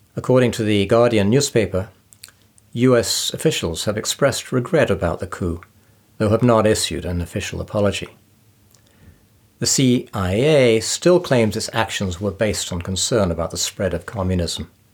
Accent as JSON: {"language": "English", "region": "England", "country": "United Kingdom", "tie": "born or raised there", "moved": "as an adult", "lives_now": "United States", "said": "I was born in England and have lived in the U S for the past twenty-five years."}